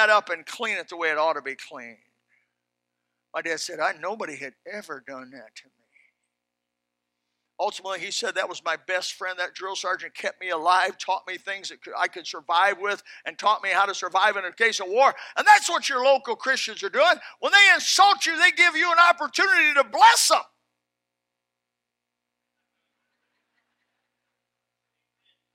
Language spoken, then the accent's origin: English; South Florida, United States; I'm from South Florida.